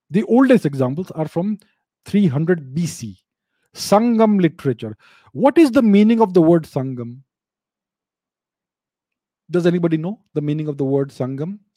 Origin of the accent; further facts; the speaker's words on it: India; first language Telugu; English is a second language; By the way, my mother tongue is Telugu.